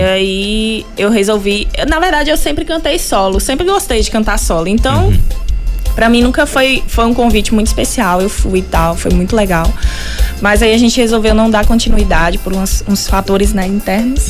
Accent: Bom Jesus da Lapa, Bahia, Brazil; eu sou daqui da Lapa mesmo. Uhum. Né, nasci há 26 primaveras

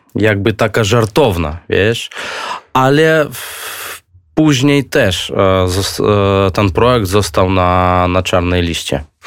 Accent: Belarus; Polish is a second language; moved away as an adult; also born or lived in Minsk, Belarus; now in Warsaw, Poland; jestem z Białorusi, więc będę po polsku rozmawiać tak, jak, jak Białorusin, a nie Polak

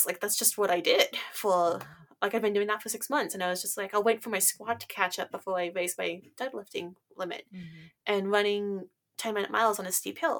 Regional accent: West Coast, United States; I'm from the West Coast

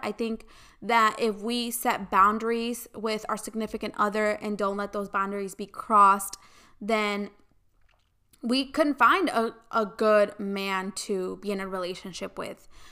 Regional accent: United States; I grew up in the United States

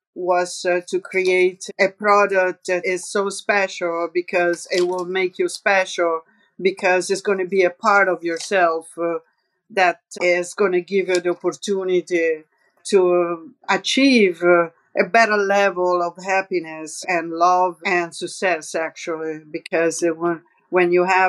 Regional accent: Rome, Lazio, Italy; accent: Roman; English is a second language; We were speaking in English, very similar accent, because my accent is a little bit Roman and she has the same, kind of.

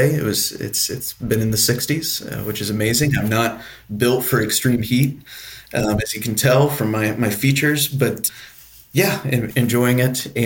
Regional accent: Tennessee, United States; I'm actually from East Tennessee originally.

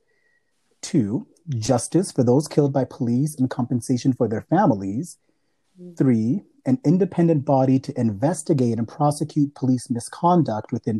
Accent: Malawi; now in Canada; I am from Malawi. So we are two Africans living here in Canada

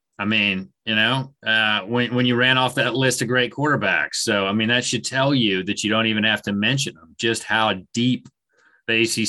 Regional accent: South Carolina, United States; I'm from South Carolina. I grew up, Clemson and USC were the two teams.

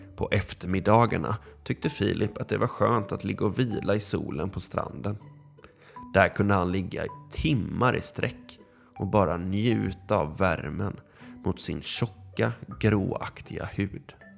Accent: Gothenburg, Västra Götaland, Sweden; jag är tio och jag kommer från Göteborg

